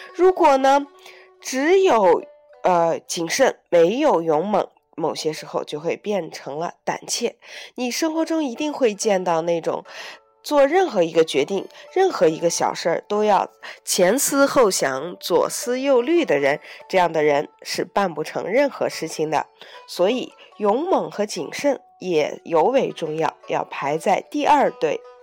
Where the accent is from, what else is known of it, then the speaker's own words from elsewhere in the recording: China; also born or lived in Beijing; 我们中国人